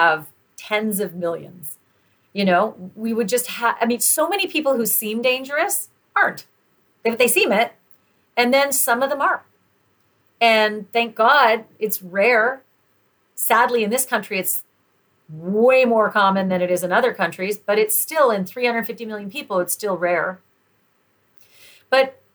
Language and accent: English; Canada; I'm Canadian